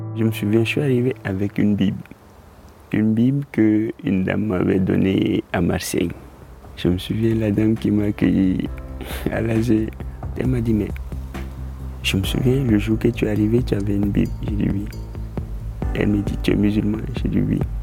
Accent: Côte d’Ivoire; moved away as an adult; J'ai quitté la Côte d'Ivoire avec le chapelet de mon père

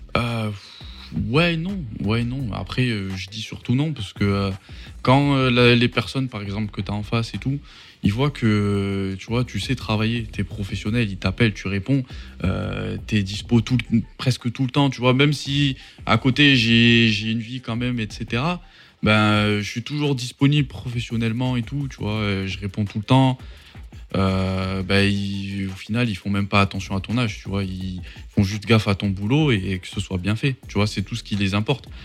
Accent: Mont-de-Marsan, Nouvelle-Aquitaine, France; je suis pas de Paris, tu vois, je suis, euh, je suis de Mont-de-Marsan

